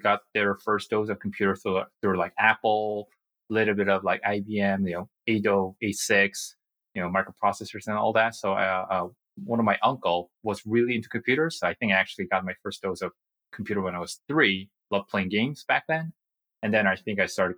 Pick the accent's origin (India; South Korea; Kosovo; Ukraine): South Korea; English is a second language; moved away as an adult; also born or lived in United States; I was born and raised in Korea, and I had a fortune of being living in the States for 3 years when I was a kid